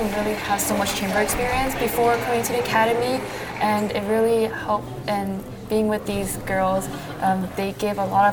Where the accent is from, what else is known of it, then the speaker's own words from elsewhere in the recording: Chile; also born or lived in Nice, France / Chicago; now in United States; I grew up in Chile